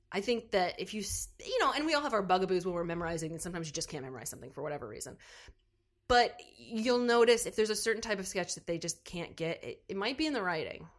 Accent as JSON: {"language": "English", "town": "New Albany", "region": "Indiana", "country": "United States", "said": "I am originally from New Albany, Indiana"}